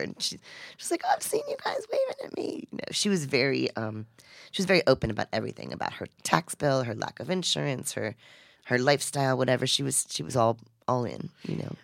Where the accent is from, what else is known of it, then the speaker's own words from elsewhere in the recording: Gulfport, United States; Gulfport, my hometown